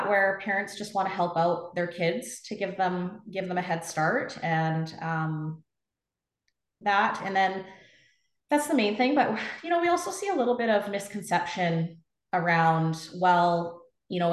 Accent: Trail, British Columbia, Canada; moved away as an adult; also born or lived in Okanagan; I'm a Kootenai girl. Yeah. So I was actually born and raised in Trail and moved to the Okanagan back in 2003 for university

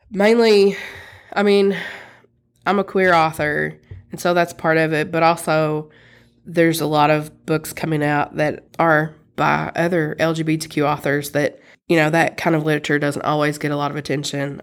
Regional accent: Eastern Kentucky, United States; now in Lexington, United States; I grew up in Eastern Kentucky in a very rural place

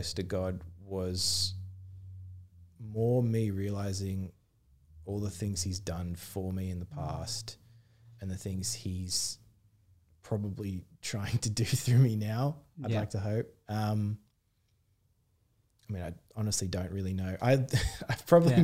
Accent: Wollongong, New South Wales, Australia; moved away as an adult; now in Sydney, Australia; Growing up in Wollongong, there's definitely a beach culture.

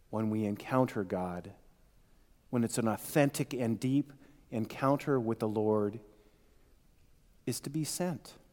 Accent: Ireland; And though I'm Irish and I tend to think too much along the way

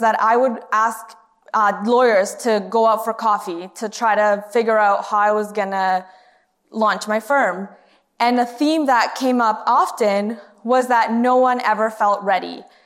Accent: Canada; moved away as an adult; also born or lived in Honduras; now in United States; I moved to Canada when I was in grade four

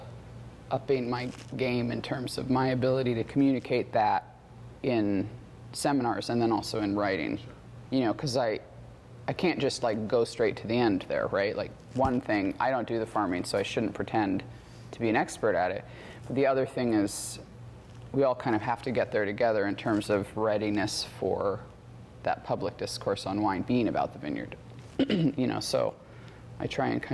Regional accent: Alaska, United States; moved away; I'm from Alaska originally, and I grew up commercial fishing

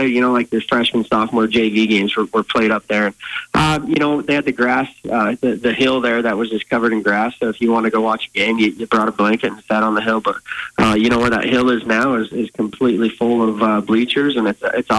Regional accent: Montana, United States; growing up in Montana, I had two uncles that played for the Cats

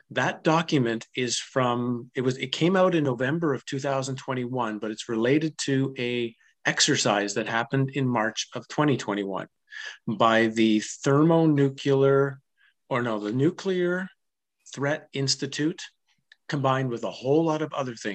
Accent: Ottawa, Ontario, Canada; I grew up in Ottawa

